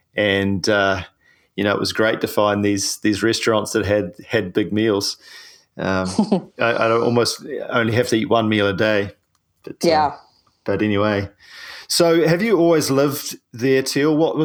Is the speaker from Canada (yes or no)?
no; New Zealand; I'm a paraplegic from New Zealand